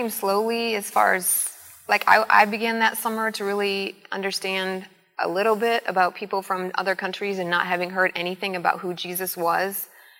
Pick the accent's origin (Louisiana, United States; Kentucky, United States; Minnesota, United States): Minnesota, United States; I'm from a small town in Minnesota, so born and raised, and I lived in the same house. Didn't really travel a whole lot, but went to college right in the center of the state